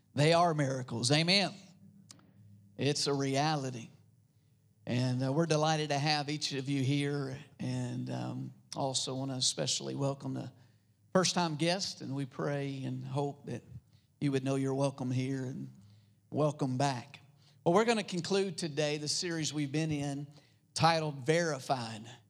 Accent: United States; also born or lived in Philippines; I grew up in America

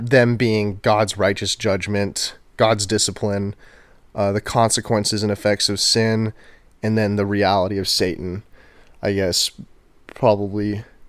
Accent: Houston, Texas, United States; also born or lived in College Station, Texas; I am from Houston, Texas.

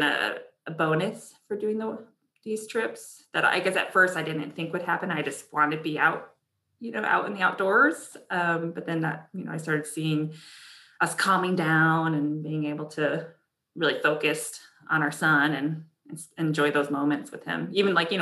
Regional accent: Connecticut, United States; I grew up in Connecticut

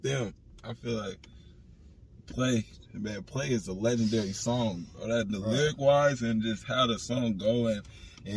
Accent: Portland, Oregon, United States; I was born and raised in Portland, Oregon, Northeast Portland, Oregon

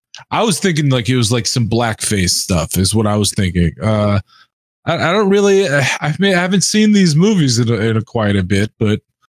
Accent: New York, United States; I grew up in New York

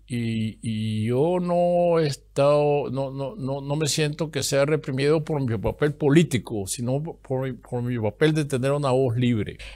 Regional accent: Masatepe, Masaya, Nicaragua; moved away as an adult; also born or lived in Costa Rica / Germany; el pueblo donde yo nací, en Mazatepe

